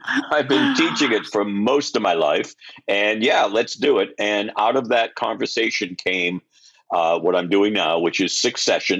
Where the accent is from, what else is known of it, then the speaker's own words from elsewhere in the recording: Gardner, Massachusetts, United States; moved away; also born or lived in Connecticut / Rhode Island / New York; I grew up in a very small town. The population was 20,000 people in central Massachusetts. It was a furniture town in the good old days, and now it's pretty depressed, but a town called Gardner